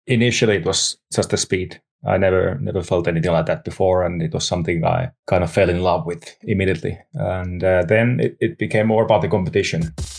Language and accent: English; Lahti, Päijät-Häme, Finland; English is a second language; also born or lived in Nastola; Lahti, Finland, which is my hometown